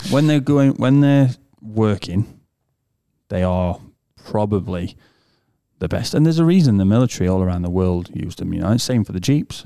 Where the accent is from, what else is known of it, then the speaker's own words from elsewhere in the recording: United Kingdom; moved away; from the U K